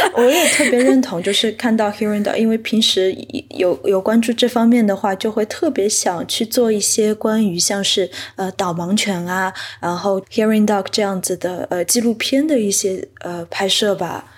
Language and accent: Chinese; Shanghai, China; moved away as an adult; also born or lived in New York; 我出生在上海，本科是在纽约大学的 Tisch 艺术学院学习的电影专业